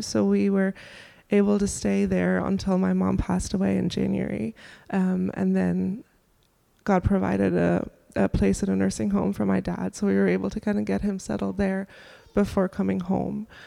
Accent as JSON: {"language": "English", "country": "Germany", "moved": "yes", "lives_now": "Durham, United States", "said": "I'm from Germany originally, and my family lives in Germany"}